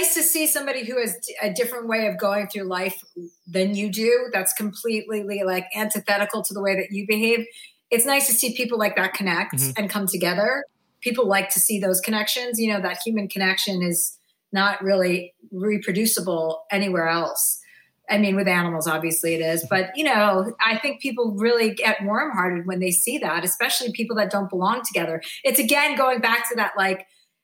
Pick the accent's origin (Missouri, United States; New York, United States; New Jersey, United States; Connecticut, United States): New Jersey, United States; also born or lived in Martha's Vineyard; I grew up in New Jersey